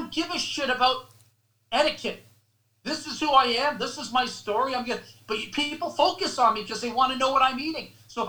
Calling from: Canada; I'm reading, and I'm calling you from Canada

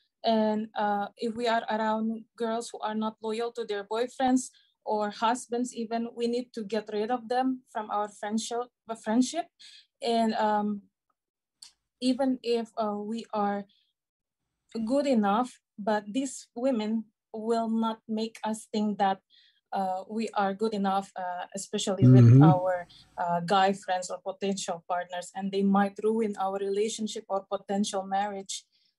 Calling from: Indonesia; I'm calling from Indonesia.

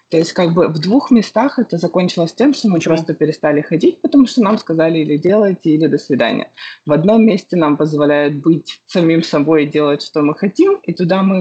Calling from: Jacksonville, Florida, United States; А город мы сейчас находимся в Джексонвилле. Мы до этого жили в Нью-Йорке

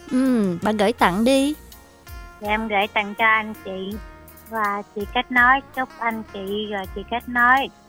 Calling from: Bến Tre, Vietnam; em ở cài bắc bến tre tinh nguyên

